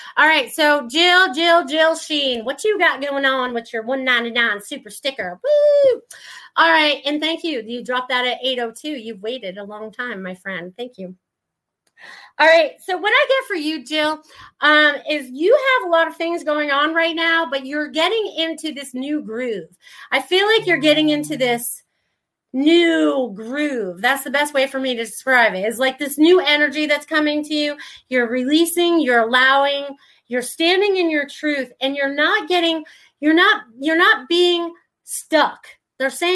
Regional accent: New York, United States; accent: New Yorker; my New Yorker accent

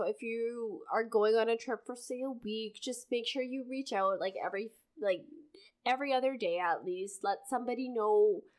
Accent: Canada

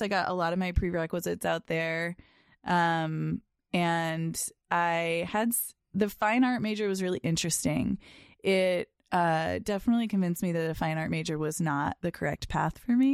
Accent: Boston, Massachusetts, United States; also born or lived in Chicago; I grew up in the Boston area

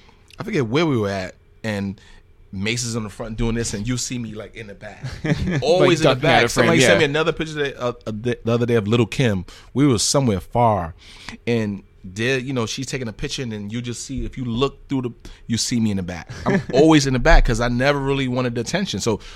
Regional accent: Bronx, New York, United States; Well, keep in mind, I'm from the Bronx.

